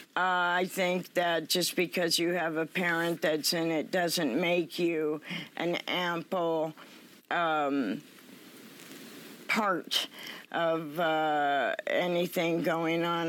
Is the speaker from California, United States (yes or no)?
yes; Los Altos, California, United States; I'm originally from Los Altos